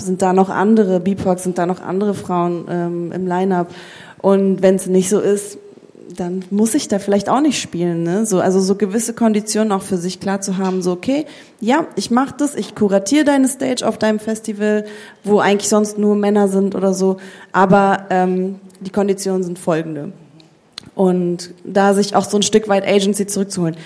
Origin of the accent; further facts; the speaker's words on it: Germany; bei uns in Deutschland